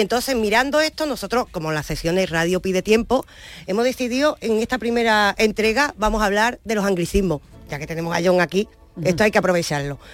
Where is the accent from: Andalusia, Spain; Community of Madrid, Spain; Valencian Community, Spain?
Andalusia, Spain; accent: Andalusian; nuestra lengua, nuestra forma de hablar